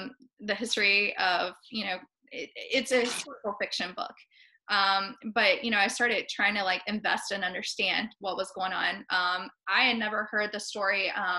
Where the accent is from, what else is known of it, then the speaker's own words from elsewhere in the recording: Appalachia, United States; she's laughed at the way I say words because I'm from Appalachia. And, I said, well, we all have, you know, different accents, different tones.